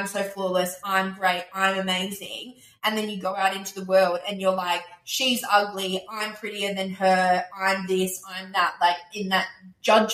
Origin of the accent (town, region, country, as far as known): Australia